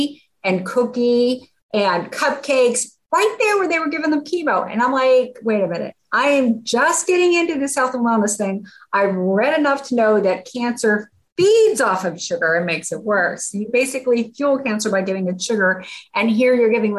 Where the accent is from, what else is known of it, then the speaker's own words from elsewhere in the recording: Pittsburgh, Pennsylvania, United States; moved away as an adult; also born or lived in Grand Canyon / Yosemite National Park; I grew up in Pittsburgh